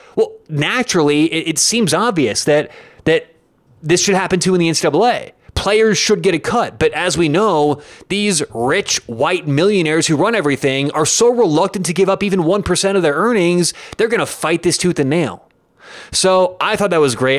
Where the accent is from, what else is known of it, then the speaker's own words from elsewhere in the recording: Denver, Colorado, United States; I am from Denver